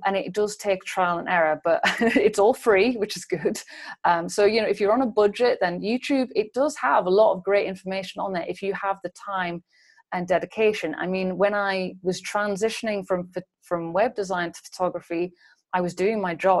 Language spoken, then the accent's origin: English; England, United Kingdom; moved away as an adult; also born or lived in London; now in Berlin, Germany; I'm an English uh, beauty and still life photographer